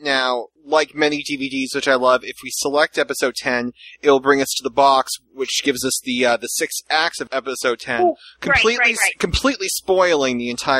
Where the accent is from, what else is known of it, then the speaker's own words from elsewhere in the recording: Massachusetts, United States; I'm from Massachusetts